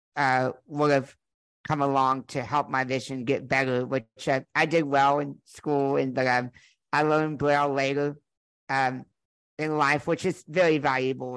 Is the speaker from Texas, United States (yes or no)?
yes; Conroe, Texas, United States; I was born in Conroe, Texas in 1993